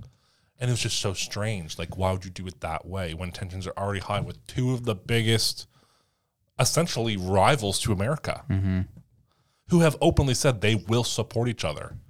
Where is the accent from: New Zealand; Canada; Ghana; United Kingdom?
Canada; As a Canadian, you can submit a freedom of information request